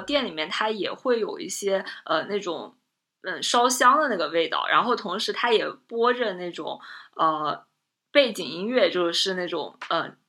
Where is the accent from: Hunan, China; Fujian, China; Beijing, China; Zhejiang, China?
Zhejiang, China; 我们浙江这边的这个农村